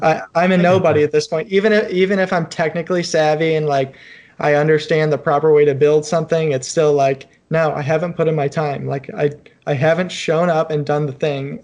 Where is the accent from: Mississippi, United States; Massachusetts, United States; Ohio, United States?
Ohio, United States; Cleveland; moved away as an adult; now in Cincinnati, United States; I'm in Cincinnati. I grew up in Cleveland.